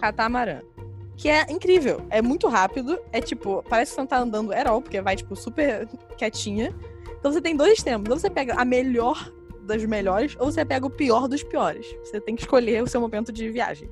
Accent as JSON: {"language": "Portuguese", "town": "Niterói", "region": "Rio de Janeiro", "country": "Brazil", "said": "Nós, como falamos, somos de Niterói"}